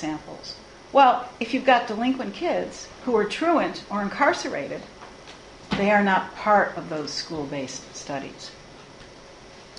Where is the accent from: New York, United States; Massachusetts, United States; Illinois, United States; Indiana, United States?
Illinois, United States; Chicago; I'm from Chicago, and we are a bit histrionic in Chicago